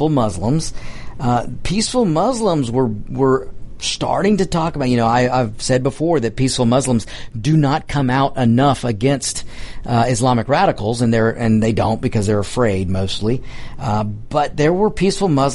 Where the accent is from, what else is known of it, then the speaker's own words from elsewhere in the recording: United States; We are Americans